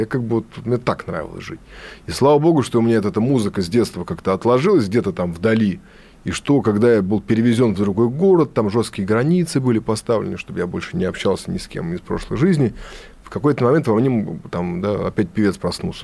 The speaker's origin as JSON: {"language": "Russian", "region": "Saint Petersburg", "country": "Russia", "said": "я питерский дворовый беспризорный"}